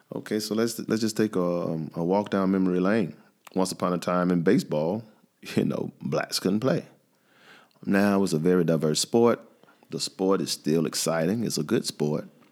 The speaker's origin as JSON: {"language": "English", "town": "Atlanta", "region": "Georgia", "country": "United States", "said": "I'm from the South. I'm from Atlanta"}